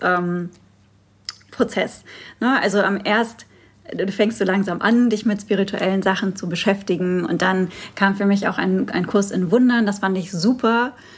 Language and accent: German; Moers, North Rhine-Westphalia, Germany; es ist so eine richtige Kolonie bei uns in Mörs und ja. äh, Mörs-Meerbeck